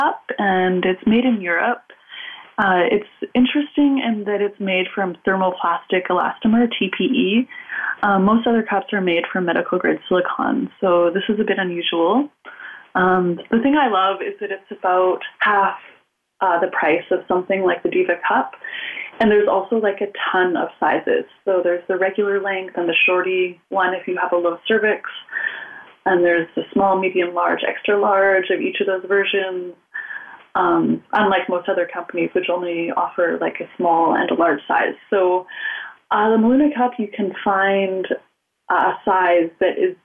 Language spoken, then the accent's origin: English; Canada; I'm Canadian